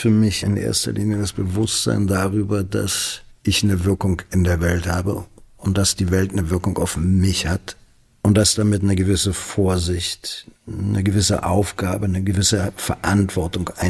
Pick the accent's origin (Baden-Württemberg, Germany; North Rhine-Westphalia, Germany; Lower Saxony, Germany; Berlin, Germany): Berlin, Germany; born there; Selbst für einen gebürtigen Berliner wie mich dachte ich, Halleluja.